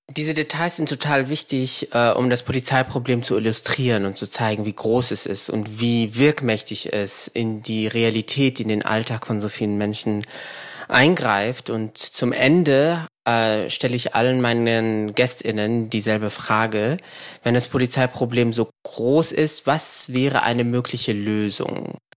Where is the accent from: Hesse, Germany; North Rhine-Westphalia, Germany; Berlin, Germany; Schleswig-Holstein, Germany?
Hesse, Germany; Frankfurt; moved away; ich bin in Frankfurt geboren